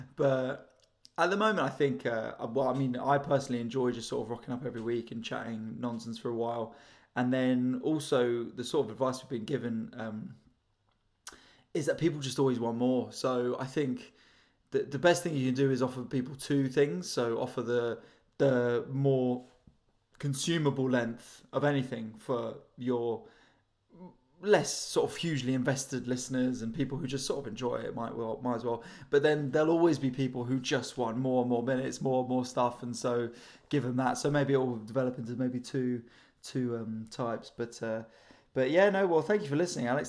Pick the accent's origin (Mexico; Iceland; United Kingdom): United Kingdom; London; I'm from North London as well, so I was sort of in London